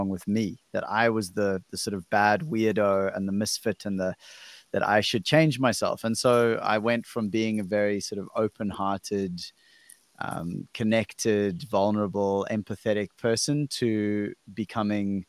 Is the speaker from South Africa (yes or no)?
yes; South Africa; I'm from South Africa